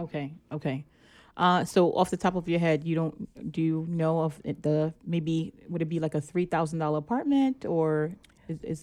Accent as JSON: {"language": "English", "town": "New York City", "region": "New York", "country": "United States", "tie": "born or raised there", "also_born_or_lived": "Flatbush, Brooklyn", "said": "I grew up in Brownsville, too"}